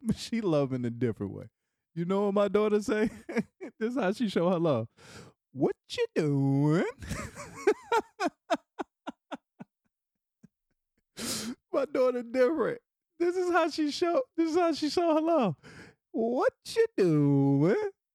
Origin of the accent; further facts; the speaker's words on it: Raleigh, North Carolina, United States; moved away as an adult; now in Washington, D.C., United States; my hometown of Raleigh, North Carolina